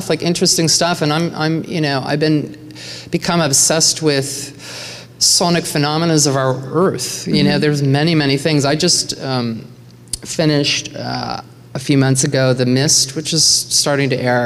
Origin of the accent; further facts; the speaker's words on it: Nova Scotia, Canada; from a tiny town in Nova Scotia